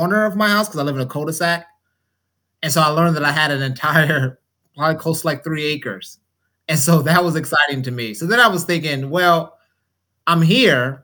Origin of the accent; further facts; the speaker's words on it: Oakland, California, United States; now in Georgia, United States; I'm from Oakland, so I had no relationship with land at all as far as growing